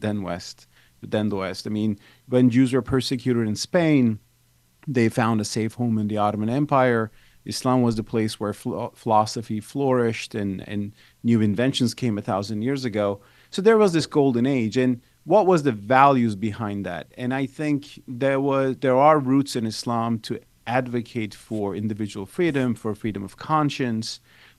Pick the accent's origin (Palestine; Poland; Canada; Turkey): Turkey; moved away as an adult; now in United States; I'm originally from Turkey.